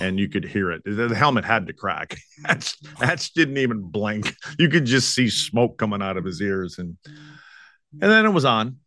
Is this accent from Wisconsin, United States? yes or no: yes; Wisconsin, United States; moved away; my hometown up in Wisconsin